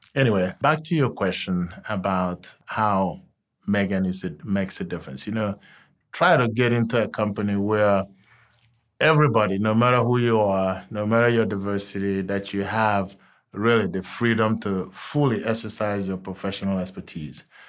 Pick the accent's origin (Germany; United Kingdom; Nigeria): Nigeria; moved away as an adult; also born or lived in Texas, United States; now in Cincinnati, United States; I'm originally from Nigeria, and I came over here solely to attend college